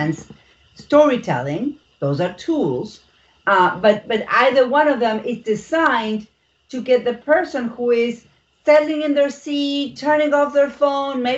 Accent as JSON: {"language": "English", "country": "Argentina", "second_language": "English", "moved": "yes", "said": "I'm from Argentina. I am not American and I do have an accent."}